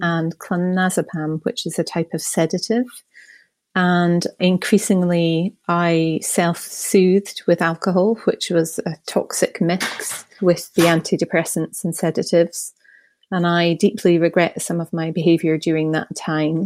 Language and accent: English; Scotland, United Kingdom; moved away; The accent may give away that I'm originally from Scotland, although I don't currently live there